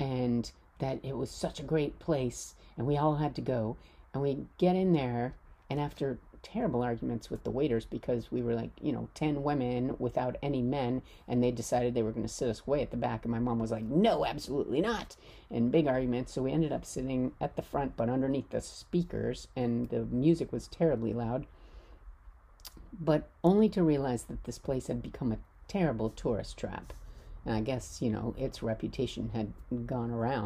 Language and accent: English; United States; I'm American